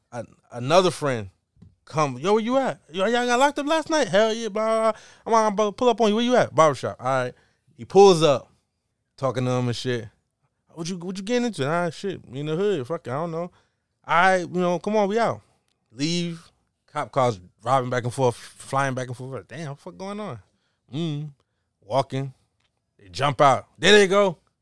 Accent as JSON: {"language": "English", "region": "New York", "country": "United States", "tie": "born or raised there", "said": "growing up in New York, we not that diverse"}